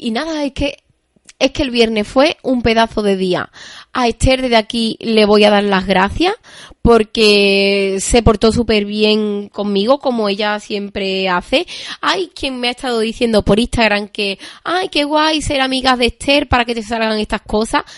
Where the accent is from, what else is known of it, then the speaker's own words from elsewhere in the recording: Seville, Andalusia, Spain; yo soy de Sevilla